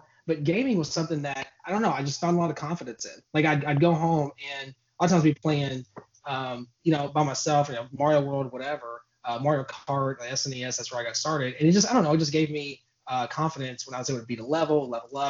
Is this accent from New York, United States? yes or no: no; Louisville, Kentucky, United States; born and raised in Louisville, Kentucky